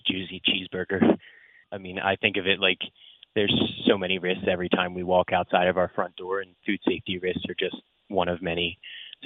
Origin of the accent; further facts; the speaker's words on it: New Jersey, United States; now in Atlanta, United States; I've played since I was a kid growing up in New Jersey